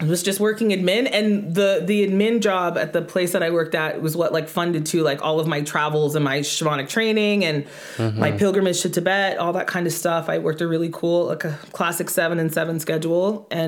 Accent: Irma, Alberta, Canada; also born or lived in Edmonton; My hometown is Irma, Alberta

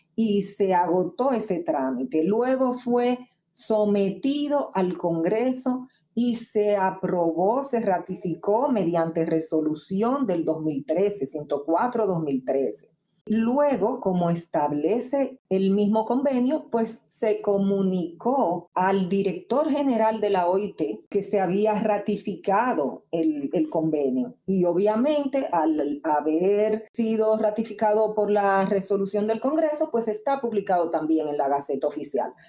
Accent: Dominican Republic

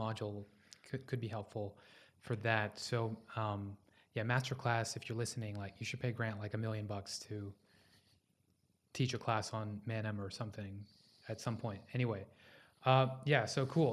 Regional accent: Houston, Texas, United States; I was born in Houston, Texas.

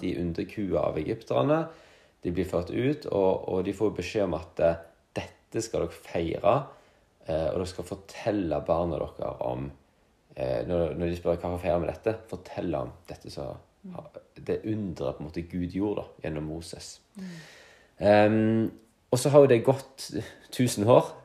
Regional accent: Luster, Vestland, Norway; moved away as an adult; now in Jørpeland, Norway; men jeg kommer fra den fantastiske plassen Luster i Sogn og Fjordane

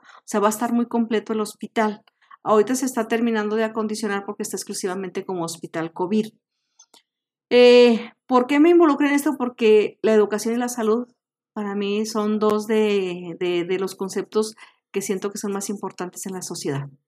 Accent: Mexico; tenemos como mexicanos

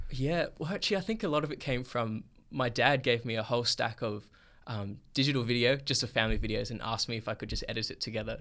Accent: Perth, Western Australia, Australia; I was born and raised here in Perth, Australia

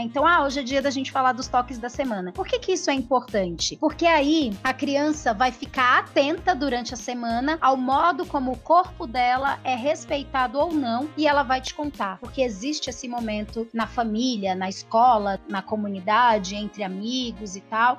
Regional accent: Espírito Santo, Brazil; also born or lived in Grajaú, São Paulo; now in São Paulo, Brazil; morei durante muito, muito tempo da minha vida no Grajaú e agora agora eu moro na região do Jardim Primavera, que fica na beiradinha, na divisa entre Grajaú e Cidade Dutra, e nasci no Espírito Santo, sou capixaba

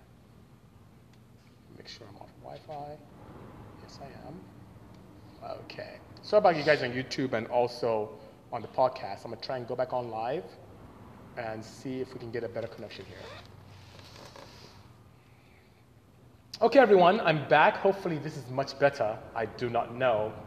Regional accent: Nigeria; moved away; I'm actually from Nigeria. I'm from West Africa. Grew up in West Africa. Went to primary school there, secondary school

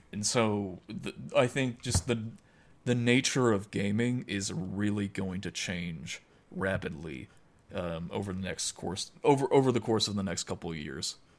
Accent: United States; I'm an American. I'm not, you know, I'm not Irish

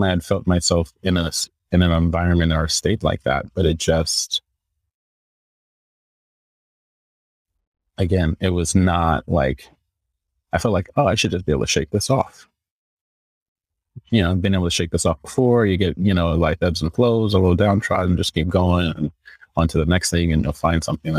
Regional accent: Northern California, United States; moved away as an adult; also born or lived in New York City; I'm from NorCal

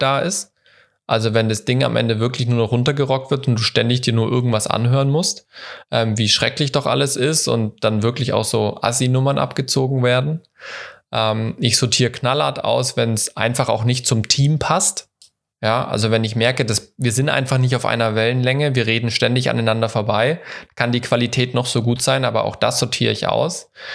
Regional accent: Ludwigsburg, Baden-Württemberg, Germany; bei Ludwigsburg, bei meiner Heimatstadt

